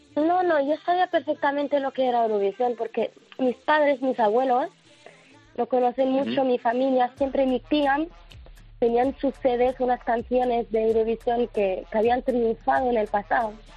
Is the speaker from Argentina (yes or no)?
no; Morocco; soy marroquí, no soy española